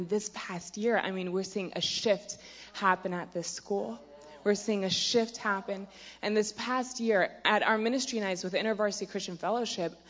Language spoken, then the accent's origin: English; Virginia Beach, Virginia, United States; I'm from Virginia Beach, Virginia